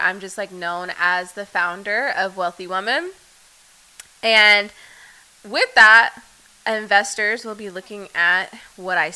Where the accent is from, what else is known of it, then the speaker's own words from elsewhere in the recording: Dallas, Texas, United States; I'm from Dallas